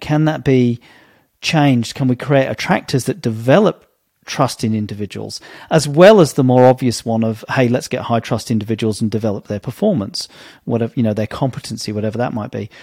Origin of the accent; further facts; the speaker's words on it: England, United Kingdom; as a young kid growing up in Britain in the 70s and 80s